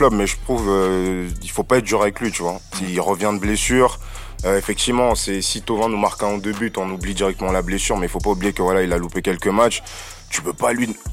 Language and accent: French; Marseille, Provence-Alpes-Côte d'Azur, France; Franchement, en tant que Marseillais, je trouve que les Parisiens ils sont durs avec Bernat quand